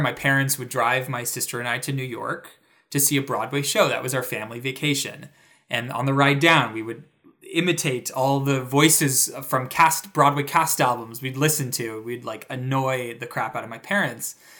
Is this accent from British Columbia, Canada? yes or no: no; Toronto, Ontario, Canada; moved away; a major theater in my hometown.